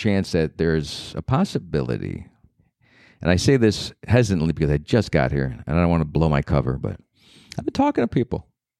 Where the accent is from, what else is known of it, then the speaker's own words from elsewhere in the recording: Cleveland, Ohio, United States; moved away as an adult; now in New York City, United States; I'm from Cleveland.